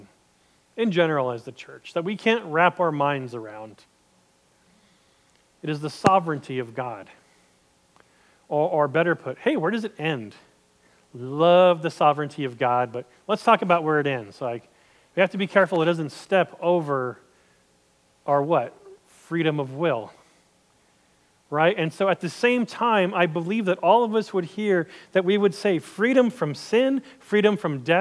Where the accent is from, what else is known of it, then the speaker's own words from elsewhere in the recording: United States; I'm American, and don't get me wrong, I love being an American.